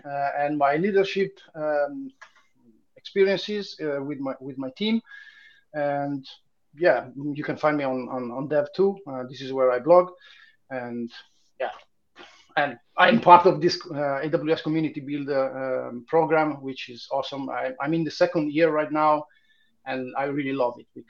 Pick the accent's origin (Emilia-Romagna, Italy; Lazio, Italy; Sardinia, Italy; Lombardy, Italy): Lombardy, Italy; Milan; moved away as an adult; now in Hamburg, Germany; I'm Italian. I come from Milan, but I'm living in Hamburg since 2013